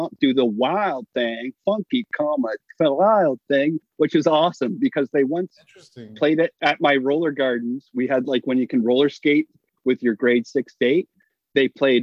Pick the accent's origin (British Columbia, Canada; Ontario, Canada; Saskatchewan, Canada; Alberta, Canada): Ontario, Canada; Hamilton; my hometown, Hamilton, Ontario